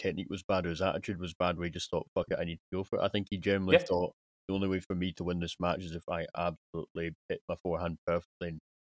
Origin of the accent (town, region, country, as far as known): United Kingdom